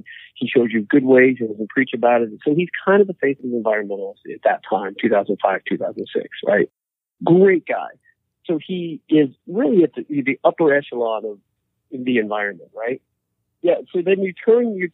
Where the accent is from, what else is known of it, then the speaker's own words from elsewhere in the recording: Wyoming, United States; moved away; I grew up in Wyoming.